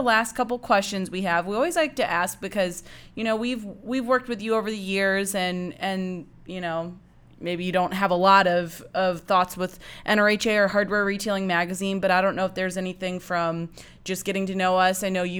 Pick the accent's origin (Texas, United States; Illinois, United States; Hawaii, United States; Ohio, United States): Illinois, United States; Everyone thought I was from Wisconsin, which is okay. I guess I have a Wisconsin vibe, although Illinois, you know, Illinois is pretty close.